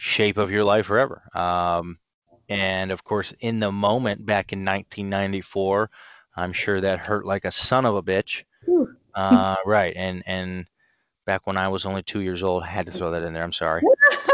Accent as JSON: {"language": "English", "town": "Canton", "region": "Ohio", "country": "United States", "also_born_or_lived": "Cleveland, Ohio / Nashville, Tennessee", "moved": "as an adult", "lives_now": "Chicago, United States", "said": "I am originally from Canton, Ohio"}